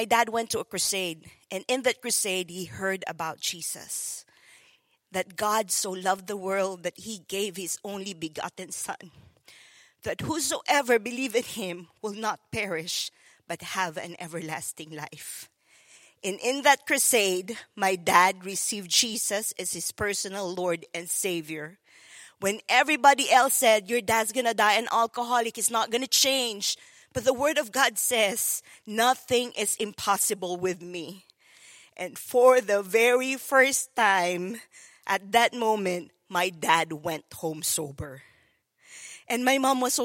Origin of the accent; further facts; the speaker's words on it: Philippines; moved away; growing up in the Philippines, it was so difficult